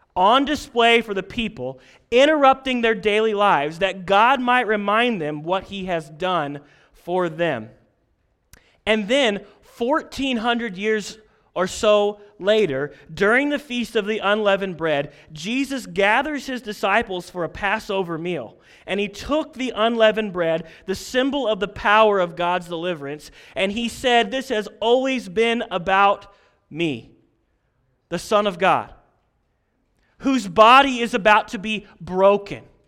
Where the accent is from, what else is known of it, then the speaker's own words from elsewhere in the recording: Posey County, Indiana, United States; I had the privilege of growing up in Posey County